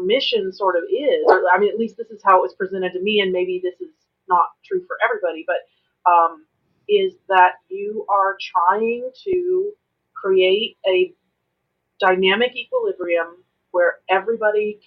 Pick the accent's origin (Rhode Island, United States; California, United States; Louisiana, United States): California, United States; Northern; When I was really little, we lived in the country, and I'm originally from Northern California, and we lived in a rural area